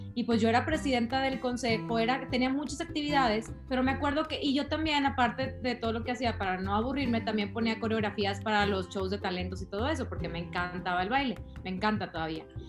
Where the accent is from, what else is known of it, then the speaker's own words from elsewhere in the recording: San Pedro Garza García, Nuevo León, Mexico; also born or lived in Carretera Nacional, Monterrey; yo soy regia de hueso colorado